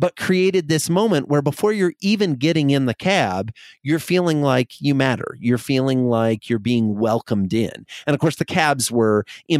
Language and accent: English; Iowa, United States; I grew up in Iowa in a farming community